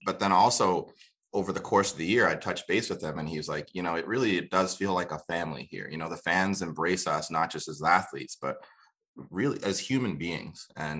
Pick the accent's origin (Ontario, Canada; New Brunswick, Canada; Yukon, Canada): New Brunswick, Canada; also born or lived in Kenya; now in Halifax, Canada; As somebody who didn't always live in Halifax, you know, as you know, I was from New Brunswick and Kenya before that.